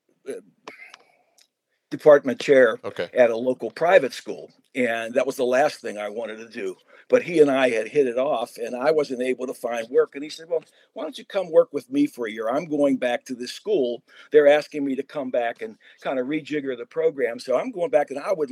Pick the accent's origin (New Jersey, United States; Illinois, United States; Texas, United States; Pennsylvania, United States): Pennsylvania, United States; Carnegie; accent: Pittsburgh; moved away as an adult; my first 18 years of life were in a small town called Carnegie, PA, which is 8 miles southwest of Pittsburgh.